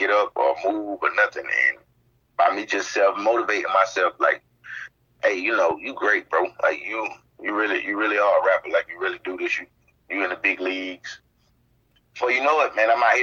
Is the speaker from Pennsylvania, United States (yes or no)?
no; Spartanburg, South Carolina, United States; I'm from Spartanburg, South Carolina.